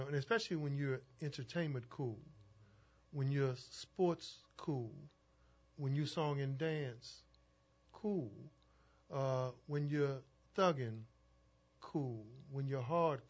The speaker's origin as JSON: {"language": "English", "town": "New Orleans", "region": "Louisiana", "country": "United States", "tie": "born or raised there", "said": "growing up in the Lower Nine"}